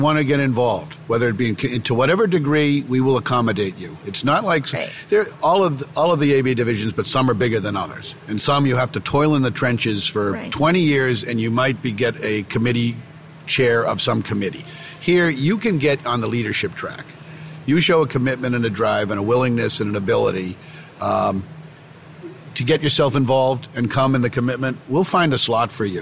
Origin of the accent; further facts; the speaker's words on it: Belmont, Massachusetts, United States; accent: Boston; I come from Boston, if you can't tell from my from my accent, my, my hometown of Belmont, Massachusetts, just about four miles out